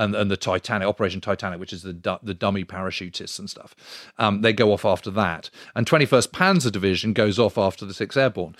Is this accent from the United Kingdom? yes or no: yes; United Kingdom; being British